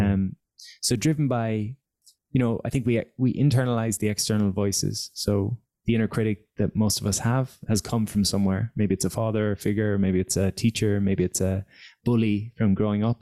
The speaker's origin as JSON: {"language": "English", "town": "Galway", "region": "Connacht", "country": "Ireland", "tie": "born or raised there", "also_born_or_lived": "Dublin", "said": "I came back to my hometown of Galway at 24"}